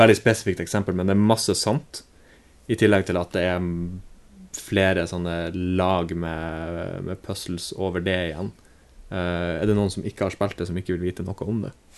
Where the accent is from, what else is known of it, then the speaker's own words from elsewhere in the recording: Bodø, Nordland, Norway; moved away; når jeg er hjemme i Bodø